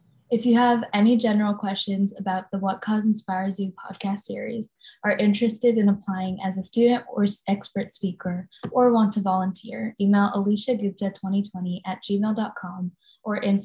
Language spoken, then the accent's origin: English; Bay Area, California, United States; I'm from the Bay Area